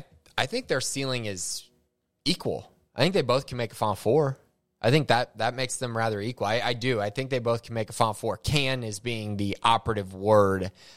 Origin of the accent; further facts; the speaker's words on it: Indiana, United States; I was born in Indiana